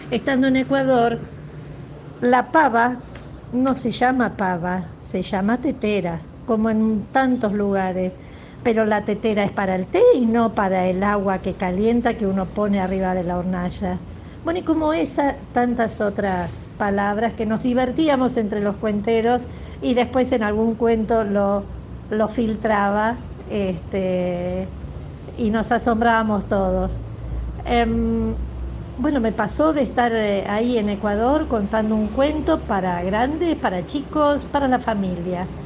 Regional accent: Argentina; de Argentina.

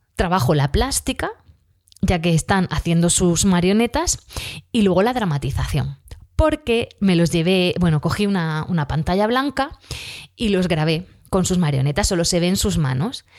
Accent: Region of Murcia, Spain; accent: Murcian, southern; nosotros aquí en Murcia pues eh, no terminamos todas las palabras, nos comemos

